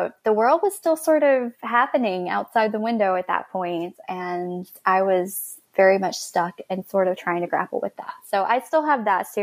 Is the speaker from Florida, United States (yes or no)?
yes; Florida Panhandle, United States; I grew up in the Florida Panhandle right below Alabama